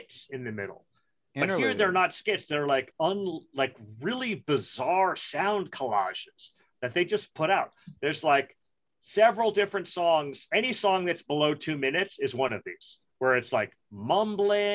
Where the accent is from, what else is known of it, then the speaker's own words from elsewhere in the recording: New York City, New York, United States; I grew up in Brooklyn in the 70s and the 80s